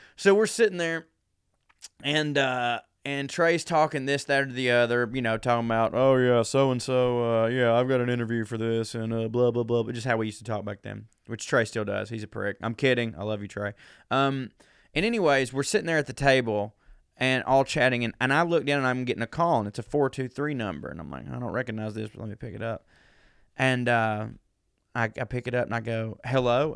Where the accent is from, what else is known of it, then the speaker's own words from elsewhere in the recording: the South, United States; I grew up a man in the South